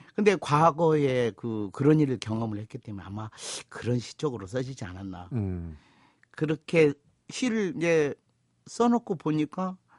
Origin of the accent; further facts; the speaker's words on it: North Jeolla, South Korea; 제가 전라북도 출신입니다.